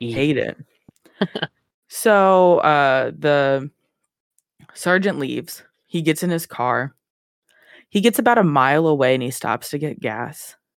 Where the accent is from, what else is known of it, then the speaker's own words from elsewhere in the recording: Ohio, United States; I'm from Ohio. Corn is all we